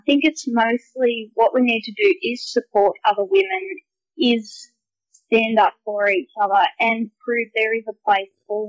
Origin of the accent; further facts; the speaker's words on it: Eugowra, New South Wales, Australia; we have lived on this property since settling here. I am sixth generation Eugowra farming family